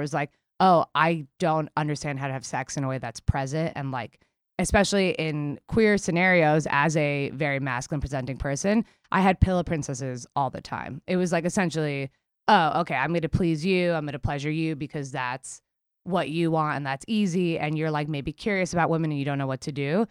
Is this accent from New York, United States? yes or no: yes; New York City, New York, United States; we grew up in Queens in the nineties